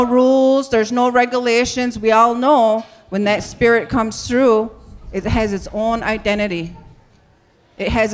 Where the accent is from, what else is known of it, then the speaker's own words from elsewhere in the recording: New York, United States; I grew up in New York State